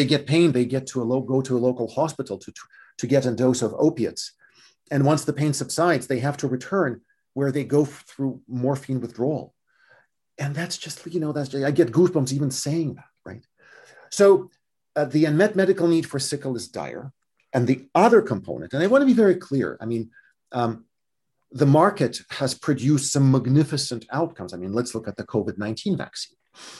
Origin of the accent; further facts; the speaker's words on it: California, United States; Now we turn to my home state of California. There are 10,000 of my fellow Californians with sickle cell disease.